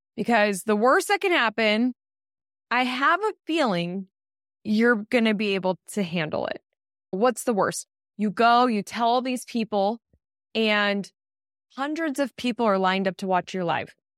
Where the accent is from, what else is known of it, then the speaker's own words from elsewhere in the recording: Colorado, United States; I grew up in Colorado